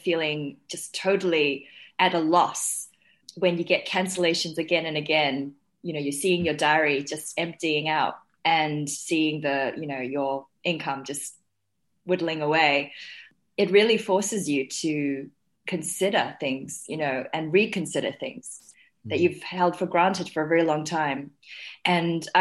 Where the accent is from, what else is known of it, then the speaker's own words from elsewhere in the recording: New Zealand; also born or lived in Shanghai, China; when I was five, I moved to New Zealand with my family from, you know, we moved from Shanghai